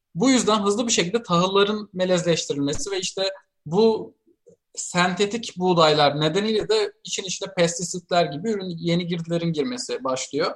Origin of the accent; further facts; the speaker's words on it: Siirt, Siirt Province, Turkey; moved away; ben çocukken Siirt'teyken